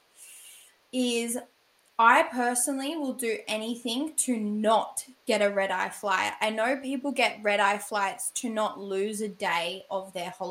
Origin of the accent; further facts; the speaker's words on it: Australia; I'm an Aussie gal